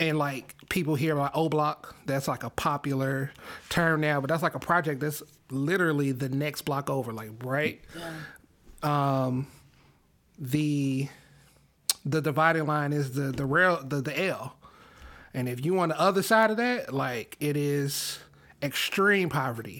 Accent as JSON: {"language": "English", "town": "Chicago", "region": "Illinois", "country": "United States", "said": "As a Chicagoan"}